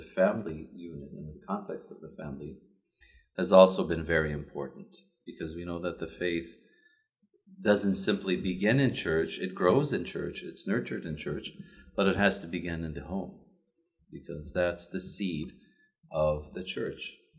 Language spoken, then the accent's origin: English; Chicago, Illinois, United States; moved away as an adult; growing up in Chicago